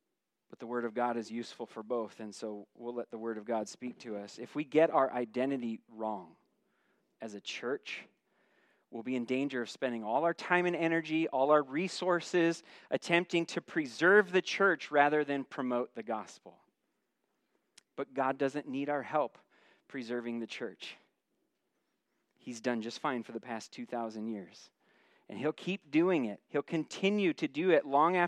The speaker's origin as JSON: {"language": "English", "country": "United States", "said": "As an American citizen"}